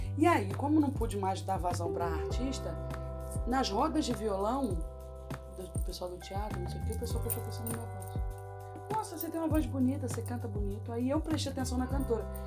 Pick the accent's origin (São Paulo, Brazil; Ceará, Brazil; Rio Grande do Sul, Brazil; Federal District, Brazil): Federal District, Brazil; Brasília; moved away as an adult; now in Rio de Janeiro, Brazil; fui criada em Brasília, nasci no Rio de Janeiro, fui criada em Brasília. Hum. Morei em Brasília dos 2 aos 17 anos.